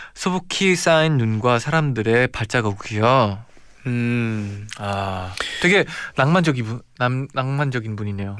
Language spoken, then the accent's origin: Korean; Chicago, Illinois, United States; moved away; 저는 시카고에서 왔으니까 되게 눈도 많고 겨울에도 엄청 춥잖아요.